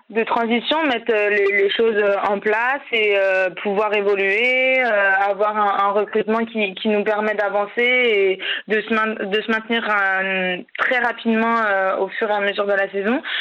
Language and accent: French; Clisson, Pays de la Loire, France; also born or lived in Paris; je viens du vignoble nantais de Clisson plus précisément, où j'ai commencé à, jouer au basket.